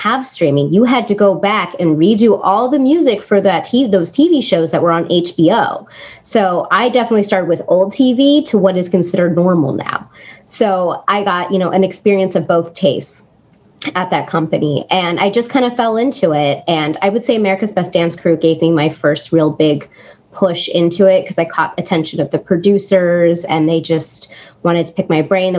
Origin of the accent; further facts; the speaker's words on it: Claremont, California, United States; we grew up mostly in Claremont. So I went to high school in Claremont.